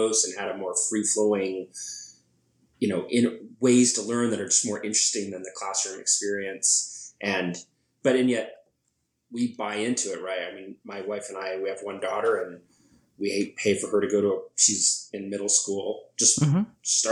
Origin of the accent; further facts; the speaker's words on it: United States; I'm still an American